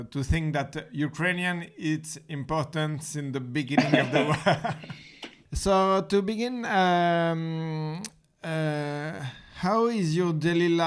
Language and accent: English; France; accent: French; English is a second language; I think that you will understand better my French accent.